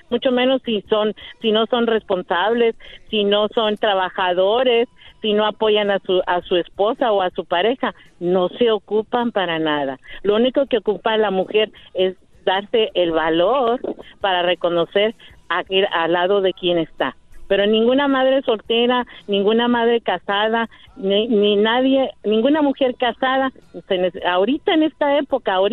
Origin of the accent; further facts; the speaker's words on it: Monterrey, Nuevo León, Mexico; yo soy regia